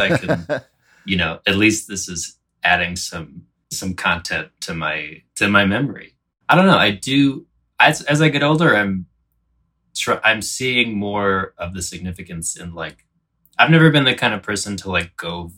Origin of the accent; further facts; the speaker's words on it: Frederick, Maryland, United States; Frederick, Maryland. It's like a DC suburb, but more cornfields.